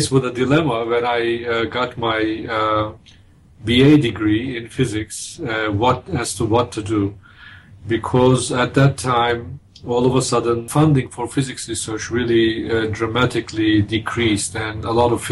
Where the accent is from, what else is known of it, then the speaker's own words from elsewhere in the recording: small town near Izmir, İzmir, Turkey; English is a second language; moved away as an adult; now in Minnesota, United States; I'm Turkish. I was born in Turkey in a small town near a big city called Izmir